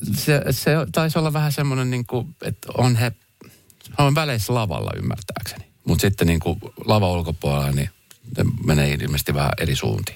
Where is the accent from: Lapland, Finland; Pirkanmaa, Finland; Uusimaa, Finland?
Uusimaa, Finland; Espoo; also born or lived in Helsinki; Mä koen, että mä oon Espoosta lähtöisin, kun mä oon tässä nyt kumminkin mm. Espoosta ja Helsingistä, mutta Espoosta ehkä lähinnä